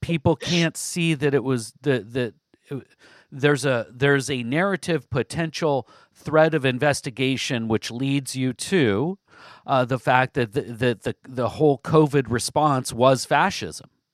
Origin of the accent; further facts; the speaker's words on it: Southwest Washington, United States; also born or lived in Vancouver, Washington; I grew up in Southwest Washington, um, spent most of my life in Southwest Washington.